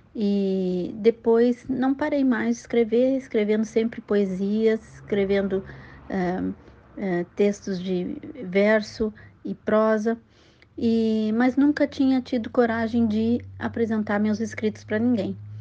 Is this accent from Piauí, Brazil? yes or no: no; Pelotas, Rio Grande do Sul, Brazil; moved away as an adult; also born or lived in United States; now in Piracicaba, Brazil; médica pelotense